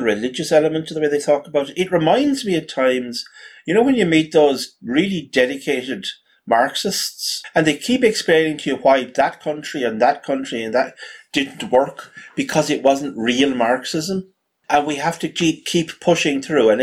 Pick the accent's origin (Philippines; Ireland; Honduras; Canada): Ireland; as an Irishman